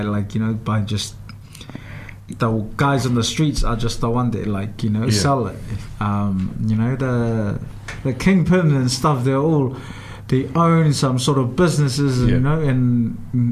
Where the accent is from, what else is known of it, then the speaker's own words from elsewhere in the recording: Tonga; now in Dunedin, New Zealand; I grew up in Tonga